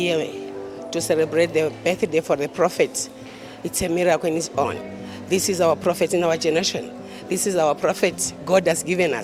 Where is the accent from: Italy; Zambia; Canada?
Zambia; I'm from Zambia.